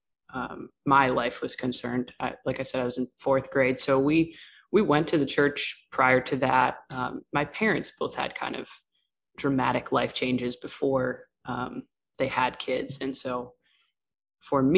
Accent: New York, United States; I grew up on the East Coast, mostly New York, not the city

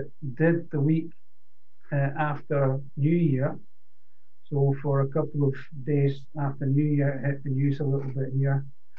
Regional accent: Scotland, United Kingdom; now in Netherlands; no, I'm Scottish

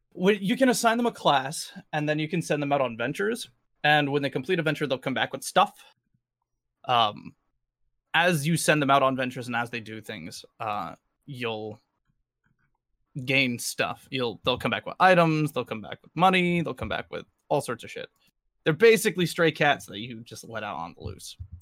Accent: New England, United States

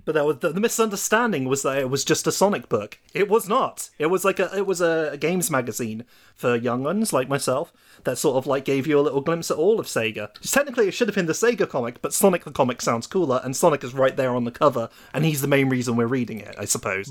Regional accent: United Kingdom; coming from me as the British person

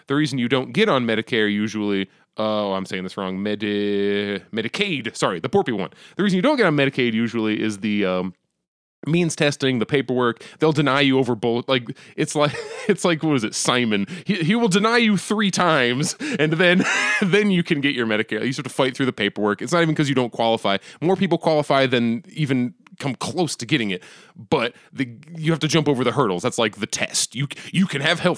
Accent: United States; as an American

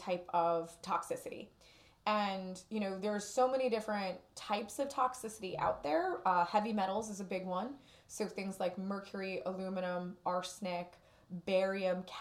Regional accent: Newark, New Jersey, United States; I grew up in Newark

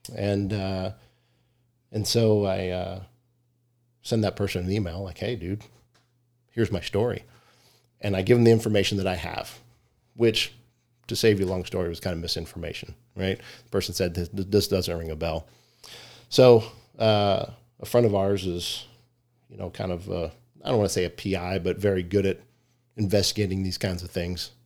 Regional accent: Richmond, Virginia, United States; moved away as an adult; now in Arizona, United States; Grew up in Richmond, Virginia

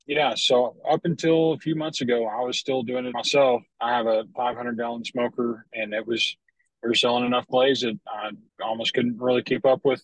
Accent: Lubbock, Texas, United States; I grew up in Lubbock, uh, up in West Texas, Panhandle. Lived there for 22 years

